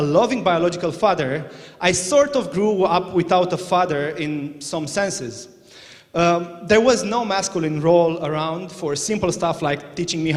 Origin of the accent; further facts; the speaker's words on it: Romania; now in Northern Ireland, United Kingdom; I was born in Romania in 1993, and that was a dark place.